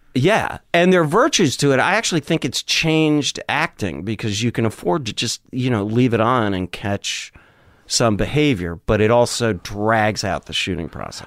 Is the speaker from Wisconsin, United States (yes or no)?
yes; Madison, Wisconsin, United States; growing up in Wisconsin